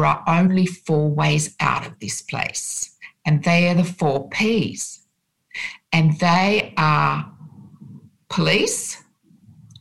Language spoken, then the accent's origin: English; Sydney, New South Wales, Australia; I grew up in Sydney, on Sydney's North Shore